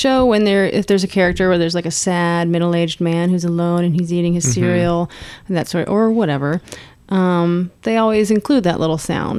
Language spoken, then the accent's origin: English; Houston, Texas, United States; Yeah, I'm from Houston, Texas.